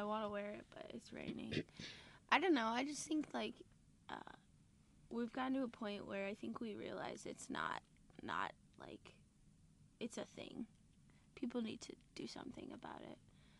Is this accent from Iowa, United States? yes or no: yes; Johnston, Iowa, United States; I'm from a Des Moines suburb. It's called Johnston.